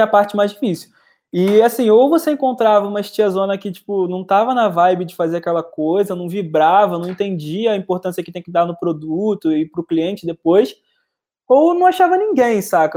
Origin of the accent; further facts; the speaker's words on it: Rio de Janeiro, Brazil; como bom carioca